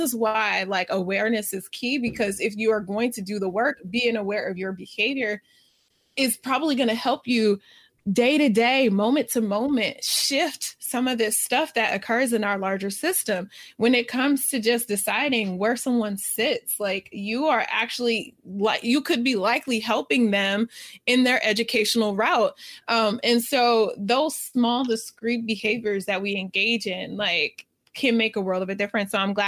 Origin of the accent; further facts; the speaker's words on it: United States; But from our lens and our vantage point, being American, a lot of times when I speak, I can speak mostly about this